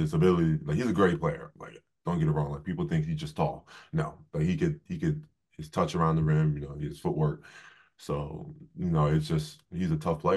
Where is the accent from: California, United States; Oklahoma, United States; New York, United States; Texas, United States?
New York, United States; Bay Shore; moved away as an adult; also born or lived in Columbus, Ohio; Growing up in New York